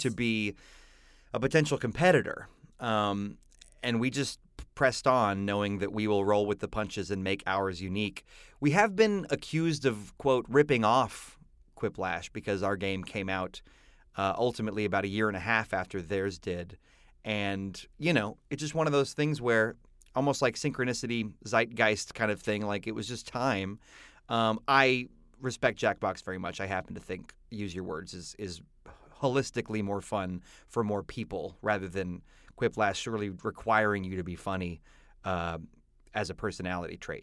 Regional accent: Texas, United States; my roots of growing up in Texas in the eighties

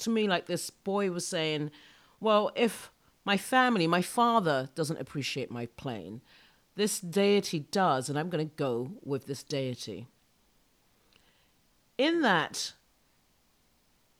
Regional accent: United Kingdom; I'm so British

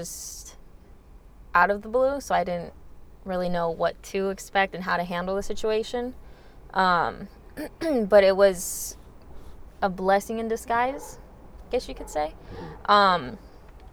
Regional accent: Northridge, California, United States; I'm that kid from Northridge

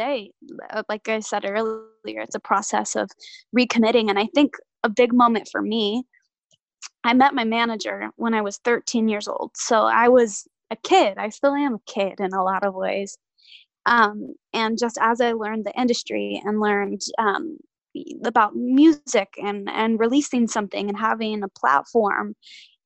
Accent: Nashville, Tennessee, United States; born and raised in Nashville

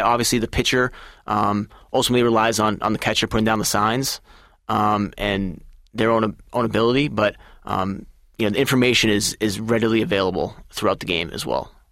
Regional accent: Massachusetts, United States; I'm from Massachusetts, and I grew up a Red Sox fan

